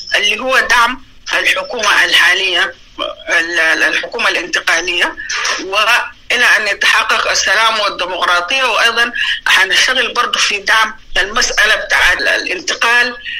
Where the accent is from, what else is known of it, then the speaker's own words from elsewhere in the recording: South Darfur, Sudan; moved away as an adult; also born or lived in Egypt / United Kingdom / Netherlands; من مواليد جنوب دارفور 1962 ودرست المراحل التعليمية بجنوب دارفور حتى المرحلة الثانوية